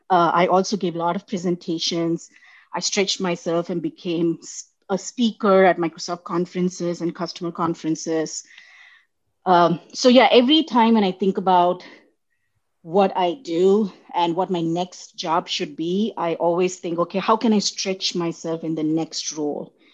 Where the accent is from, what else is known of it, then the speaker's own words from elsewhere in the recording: India; accent: Indian; English is a second language; now in United States; So when, when I moved from India, uh, I, I had a very neutral Indian accent.